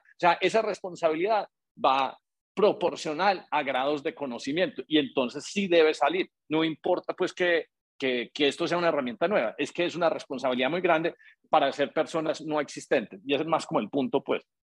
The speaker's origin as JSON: {"language": "Spanish", "country": "Colombia", "moved": "yes", "lives_now": "United States", "said": "nosotros somos colombianos y llega uno a Estados Unidos"}